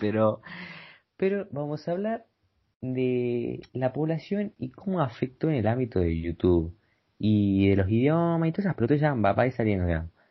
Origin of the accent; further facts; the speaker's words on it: Argentina; Yo soy de Argentina